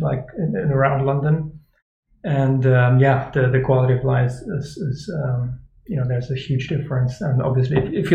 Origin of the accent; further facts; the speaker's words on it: Germany; now in Barcelona, Spain; I'm from originally from Germany, from a ski resort